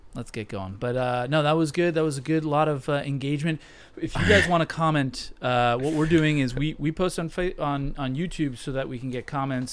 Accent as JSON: {"language": "English", "region": "London", "country": "United Kingdom", "tie": "born or raised there", "moved": "yes", "said": "I was raised in London"}